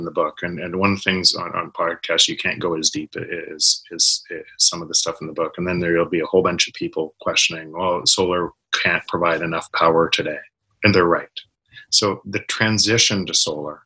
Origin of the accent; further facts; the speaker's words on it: Canada; I'm from Canada